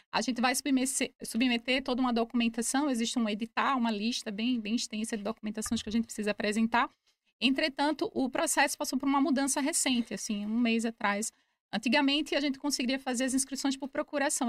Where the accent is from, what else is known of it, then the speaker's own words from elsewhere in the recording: Recife, Pernambuco, Brazil; moved away as an adult; also born or lived in Braga, Portugal; now in Portugal; Sou nordestina, de Recife, Pernambuco